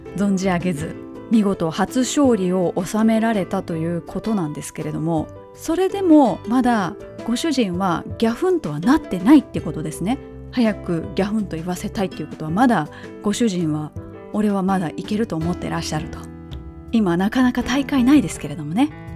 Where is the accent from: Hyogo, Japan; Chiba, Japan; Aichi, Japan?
Hyogo, Japan; Kobe; moved away; 神戸マラソンのコースのすぐそばに実家がある